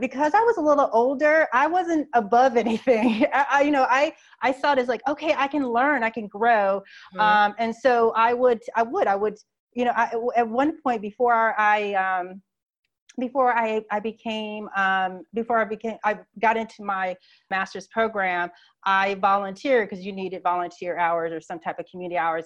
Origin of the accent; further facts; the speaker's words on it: Phoenix, Arizona, United States; moved away as an adult; also born or lived in New York; now in Atlanta, United States; I grew up in Phoenix, Arizona in the Southwest all my life